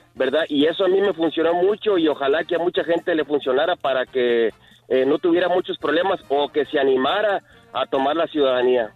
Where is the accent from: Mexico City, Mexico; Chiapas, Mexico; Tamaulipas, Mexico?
Tamaulipas, Mexico; Matamoros; moved away as an adult; now in United States; yo soy de Matamoros, yo soy de ah, Matamoros